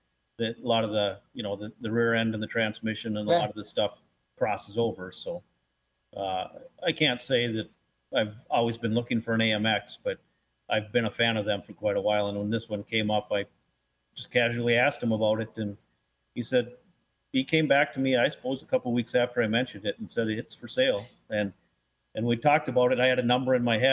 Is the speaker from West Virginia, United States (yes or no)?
no; Aitkin, Minnesota, United States; Aitkin, Minnesota, about 30 miles northeast of Brainerd